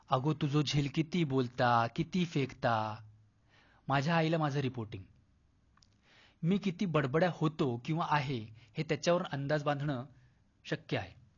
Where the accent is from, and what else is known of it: Mumbai, Maharashtra, India; born or raised there; also born or lived in Konkan